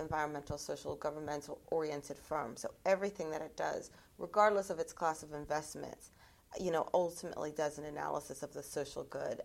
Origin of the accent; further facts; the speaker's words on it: United States; I'm American